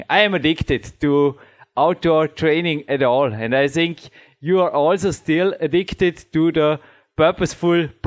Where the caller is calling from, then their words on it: Austria; English is a second language; I'm still in Austria, and I think, like you, I live, I can say, in a kingdom surrounded with woods